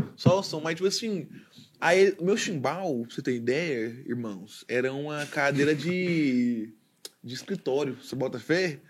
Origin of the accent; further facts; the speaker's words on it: Goiânia, Goiás, Brazil; eu nascido e criado em Goiânia, Goiás, Brasil.